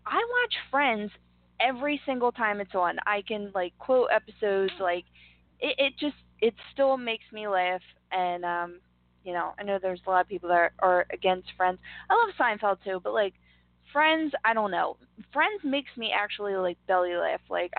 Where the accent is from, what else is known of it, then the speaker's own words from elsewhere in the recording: Philadelphia, Pennsylvania, United States; moved away as an adult; now in Langhorne, United States; Up Penn State, I would talk, and people were like, oh, your accent. Like, where are you from? I'm like, Philly.